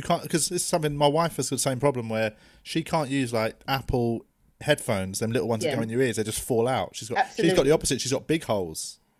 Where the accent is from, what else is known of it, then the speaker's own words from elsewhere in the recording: London, United Kingdom; I'm from South West. I'm from Tooting.